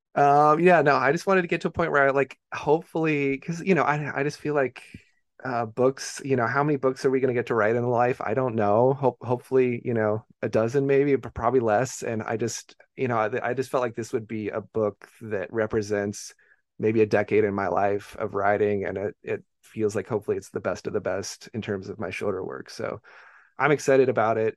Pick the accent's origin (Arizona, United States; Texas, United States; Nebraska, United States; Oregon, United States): Oregon, United States; Beaverton; I grew up in Beaverton, Oregon, which is just, you know, uh, the, the most s, the, like, the most suburb of all suburbs